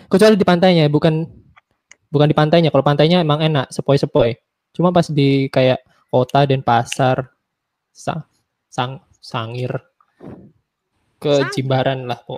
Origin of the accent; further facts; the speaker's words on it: Bali, Indonesia; born there; Ya, saya kelahiran Bali itu aja. Pernah tinggal tujuh tahun di Bali.